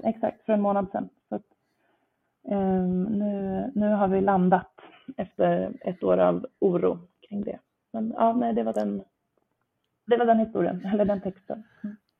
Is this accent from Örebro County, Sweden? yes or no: yes; Nora, Örebro County, Sweden; now in Stockholm, Sweden; jag inte är från Stockholm från början. Jag är från, från Nora, Västmanland utanför Örebro